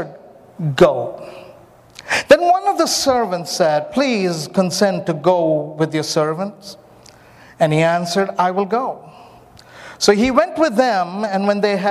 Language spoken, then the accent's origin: English; India; also born or lived in Myanmar; I'm an Indian, I'm very soulish, and I don't apologize, I'm an Indian